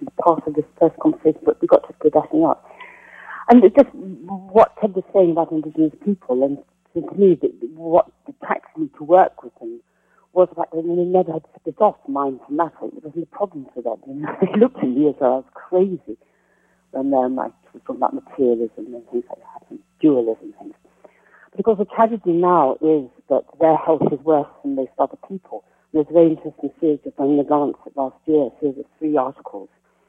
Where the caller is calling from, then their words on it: Oxford, South East England, United Kingdom; I'm calling from Oxford, England.